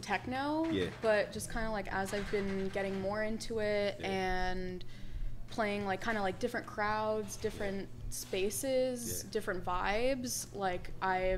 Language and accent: English; New York City, New York, United States; also born or lived in Bushwick, Brooklyn; I'm from Far Rockaway